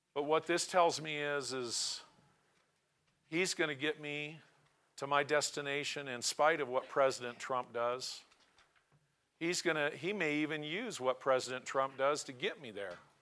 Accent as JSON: {"language": "English", "town": "Portland", "region": "Oregon", "country": "United States", "tie": "born or raised there", "also_born_or_lived": "Tillamook, Oregon", "moved": "yes", "lives_now": "Cody, United States", "said": "I was born in Portland, my family resided in Tillamook"}